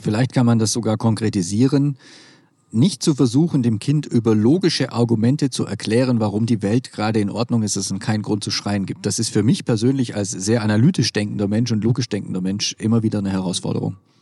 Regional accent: Swabia, Germany; Ich komme aus dem Schwäbischen

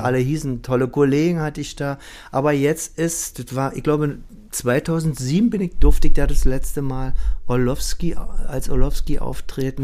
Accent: Berlin, Germany; moved away; also born or lived in Vienna; Ich als Berliner

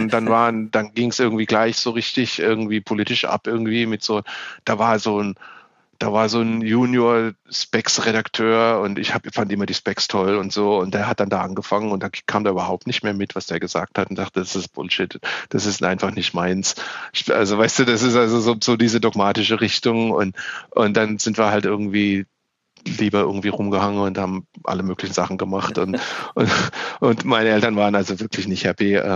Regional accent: southwest Germany, Germany; Ich bin ja in Deutschland im Südwesten aufgewachsen.

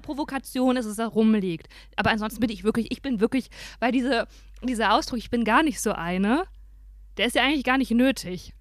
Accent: Dinslaken, North Rhine-Westphalia, Germany; also born or lived in Aachen; Ich bin ja in Hiesfeld aufgewachsen, ne? Aber ich bin in Aachen geboren

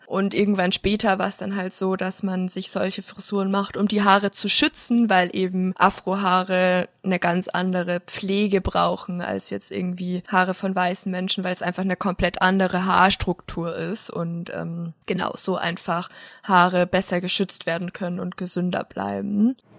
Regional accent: Munich, Bavaria, Germany; also born or lived in Wasserburg; ich komme aus München, dann komme ich daher

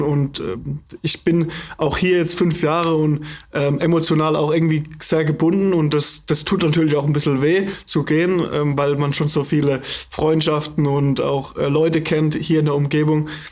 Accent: the South, Southern Germany, Germany; also born or lived in Hannover; now in Flensburg, Germany; eigentlich bin ich aus dem Süden

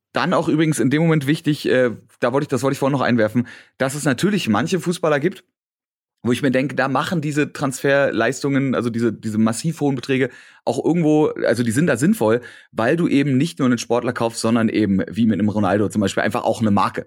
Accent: Berlin, Germany; ich bin dann in Hellersdorf, wo ich groß geworden bin

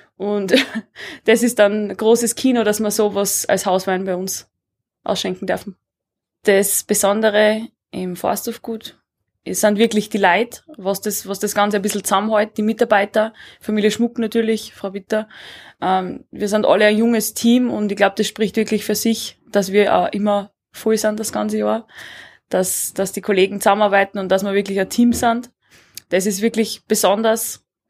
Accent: Southern Styria, Austria; moved away as an adult; now in Leogang, Austria; auch aus der Südsteiermark, aus meiner Heimat

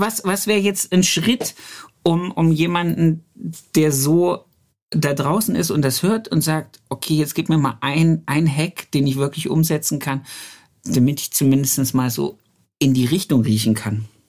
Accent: Germany; moved away as an adult; also born or lived in Hanover; bei uns im Harz

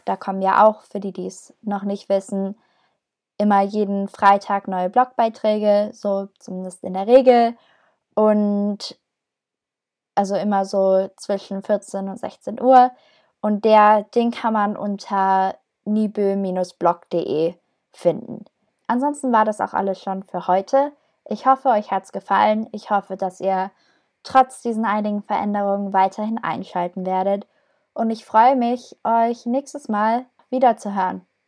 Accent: Herzogenaurach, Bavaria, Germany; moved away as an adult; now in Niebüll, Germany; Ich ähm, komme aus Herzogenaurach, das liegt in Franken. Also ich komme ursprünglich eigentlich aus dem Süden des Landes

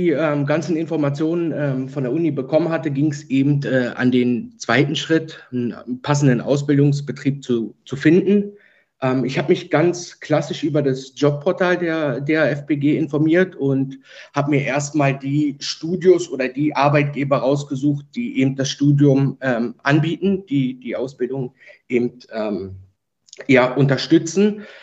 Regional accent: Berlin, Germany; born there; Genau, also ich bin äh, in Ge Berlin geboren, wohne noch heute in Berlin

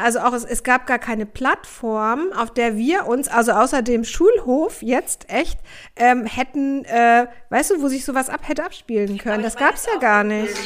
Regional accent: Hamburg, Germany; ich komme aus Hamburg, ich komme aus Hamburg Aldonor, also ganz nah am Kiez

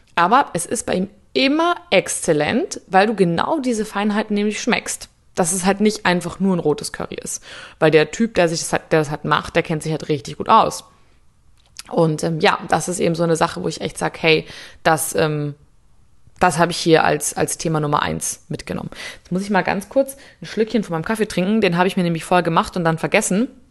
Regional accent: Munich, Bavaria, Germany; Ich komme aus München

